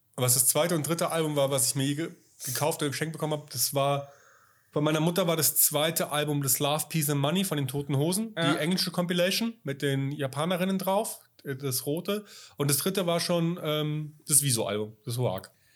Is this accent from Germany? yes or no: yes; Bavaria, Germany; ich bin ja in Bayern aufgewachsen